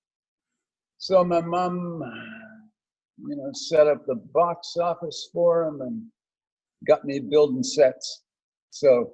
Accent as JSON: {"language": "English", "town": "Crossroads Country Harbour", "region": "Nova Scotia", "country": "Canada", "tie": "born or raised there", "moved": "yes", "said": "I grew up in Nova Scotia."}